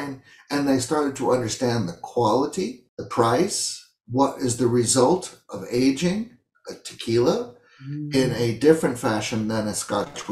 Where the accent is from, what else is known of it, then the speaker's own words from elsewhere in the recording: United States; where I was originally from, say America